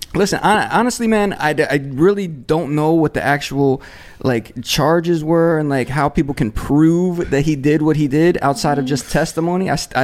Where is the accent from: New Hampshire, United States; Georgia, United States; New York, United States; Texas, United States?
New York, United States; New York City; now in Miami, United States; I come from New York City